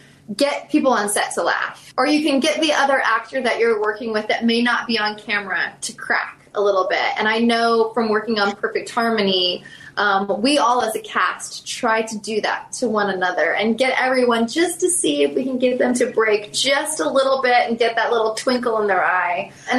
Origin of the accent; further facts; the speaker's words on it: Southern US, United States; Like Gone with the Wind was a huge one. I'm from the South.